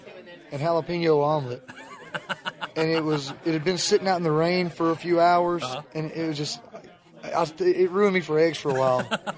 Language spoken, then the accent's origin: English; Northeast Alabama, United States; I was born and raised in Northeast Alabama. My whole family lives within 10 miles of where I just built a house